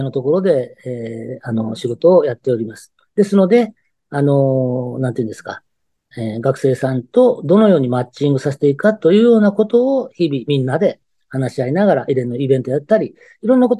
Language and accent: Japanese; Okayama, Japan; also born or lived in Kansai; まあ、育ちは育ちですけど、学校はね、関西の方行ってたんですけど、はい。で、こっち帰ってきて、もう、あの、勤めてる時は、あの、岡山にはいませんでした、ちょっとの間は。